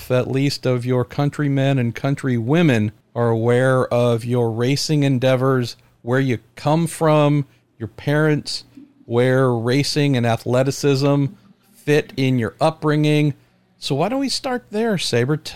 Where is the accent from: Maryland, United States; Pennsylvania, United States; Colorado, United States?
Colorado, United States; growing up in Colorado as well